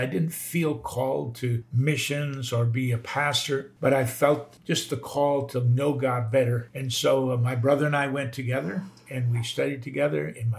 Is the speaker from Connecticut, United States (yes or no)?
no; North Dakota, United States; I grew up in North Dakota on a cattle ranch and in a Christian home, but I wasn't born again until I was 17.